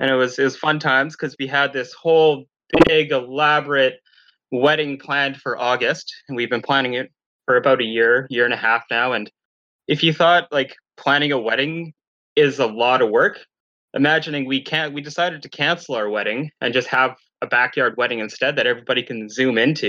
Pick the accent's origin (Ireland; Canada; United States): Canada; Thunder Bay, Ontario; I'm from Thunder Bay